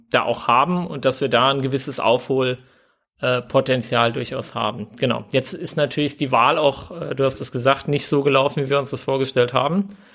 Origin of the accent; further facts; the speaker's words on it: Mainz, Rhineland-Palatinate, Germany; born there; Ich kann das als, als gebürtiger Mainzer sagen. Als ich in die Mainzer Neustadt gezogen bin, vor acht, neun Jahren, hat sich meine Mutter noch schwer gewundert